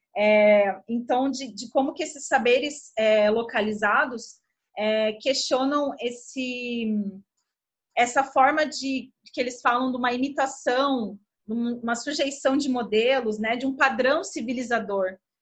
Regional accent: Brazil; enquanto brasileiras e brasileiros

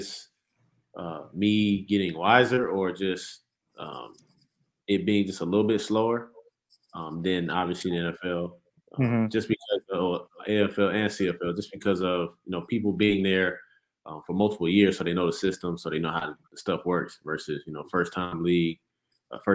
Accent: the South, United States; so I'm from the South

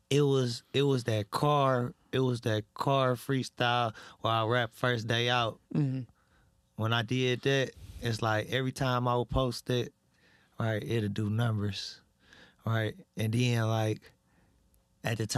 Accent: Detroit, Michigan, United States; I'm really from Detroit for real.

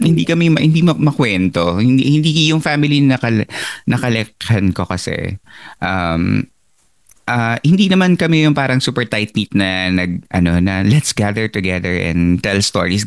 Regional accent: Philippines; now in United States; as a Filipino immigrant here in the United States

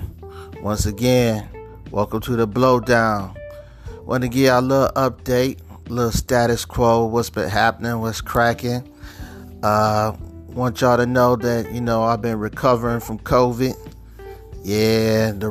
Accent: Cleveland, Ohio, United States; I'm from Cleveland

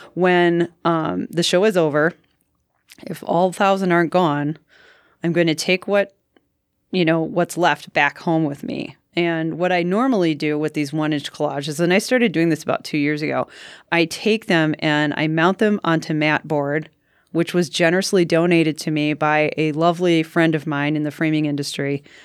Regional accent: Ashwaubenon, Wisconsin, United States; I grew up in Ashwaubenon, Wisconsin, suburb of Green Bay

